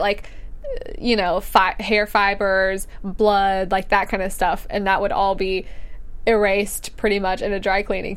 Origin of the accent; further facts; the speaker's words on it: Alabama, United States; I'm from Alabama